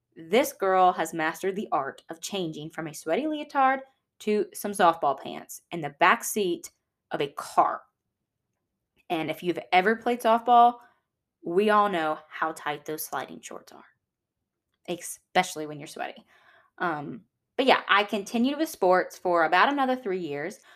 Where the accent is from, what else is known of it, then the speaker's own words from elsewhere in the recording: Georgia, United States; also born or lived in El Paso, Texas; now in Louisiana, United States; although I was born in Texas, I wouldn't consider myself a Texan. And that's because when I was one, my family moved to Georgia.